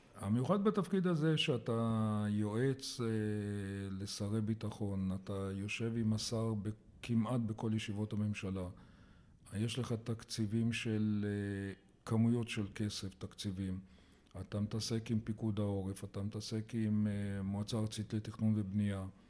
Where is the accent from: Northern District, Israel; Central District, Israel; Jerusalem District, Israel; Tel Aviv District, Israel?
Jerusalem District, Israel; Jerusalem; also born or lived in Kokhav HaShahar; נולדתי בירושלים